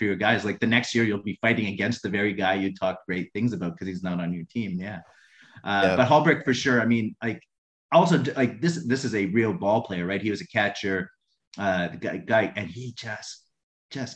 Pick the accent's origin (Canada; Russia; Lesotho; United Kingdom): Canada; moved away; He works in my hometown in Canada